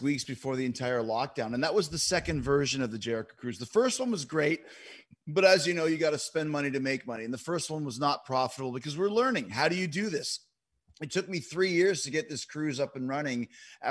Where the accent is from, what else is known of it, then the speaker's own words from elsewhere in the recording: Winnipeg, Manitoba, Canada; And Kenny and I obviously were both from Winnipeg